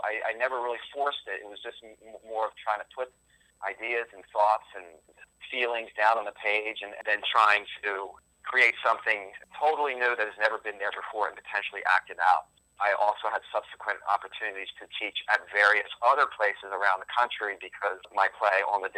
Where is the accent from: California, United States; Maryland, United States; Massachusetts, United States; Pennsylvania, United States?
Pennsylvania, United States; Philadelphia; moved away as an adult; also born or lived in Los Angeles; now in New York City, United States; I spent my childhood years all through in the Philadelphia area